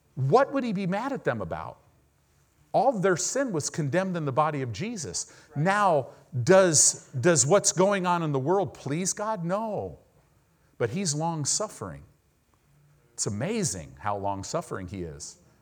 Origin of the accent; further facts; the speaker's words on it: Southern California, United States; I grew up in Southern California